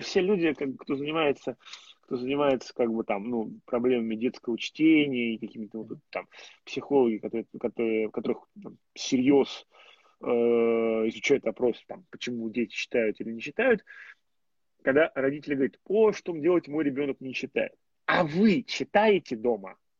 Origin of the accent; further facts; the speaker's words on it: Moscow, Russia; я москвич